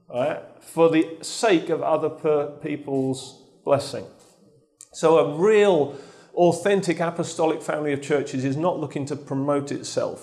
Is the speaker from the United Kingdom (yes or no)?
yes; Lowestoft, East of England, United Kingdom; I come from Lowestoft.